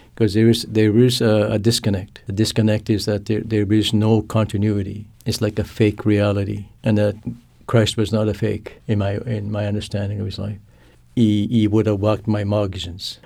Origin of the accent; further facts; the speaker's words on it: Canada; first language Cree; English is a second language; I'm also a Cree person. I grew, that my, my first language is Cree